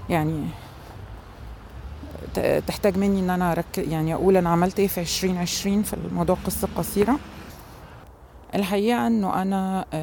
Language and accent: Arabic; Egypt; أنا طبعا مصرية ولغتي الأم هي اللغة العربية